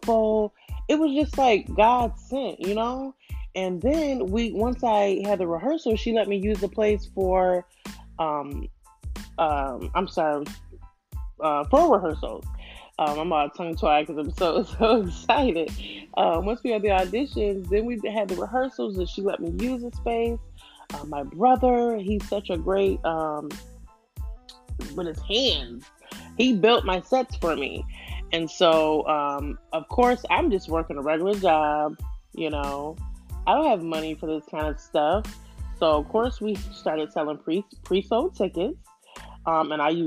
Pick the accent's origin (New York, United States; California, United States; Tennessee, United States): New York, United States; moved away as an adult; now in Houston, United States; I'm from New York, but I moved to Houston